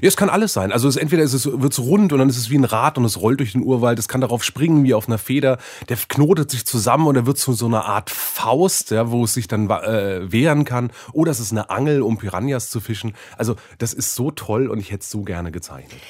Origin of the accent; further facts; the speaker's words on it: Germany; als Deutscher